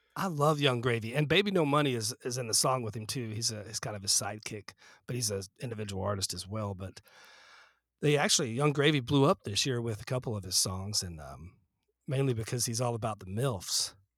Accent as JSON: {"language": "English", "town": "Fort Collins", "region": "Colorado", "country": "United States", "tie": "born or raised there", "said": "when I was growing up in Fort Collins"}